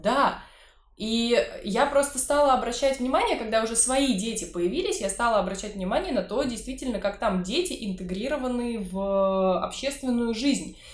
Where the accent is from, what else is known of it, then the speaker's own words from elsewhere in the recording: Saint Petersburg, Russia; как жителю, коренному жителю Петербурга